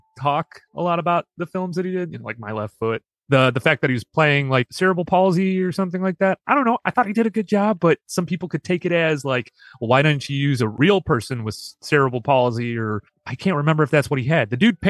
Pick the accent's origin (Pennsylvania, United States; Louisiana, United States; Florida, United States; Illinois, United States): Illinois, United States; Chicago; I'm from originally from Chicago.